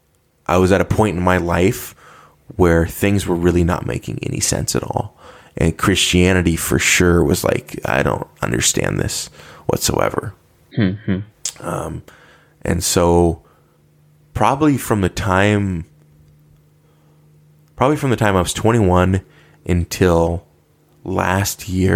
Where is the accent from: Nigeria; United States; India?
United States; as an American